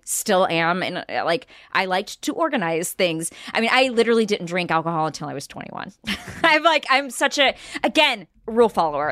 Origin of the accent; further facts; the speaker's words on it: Marshall, Texas, United States; my hometown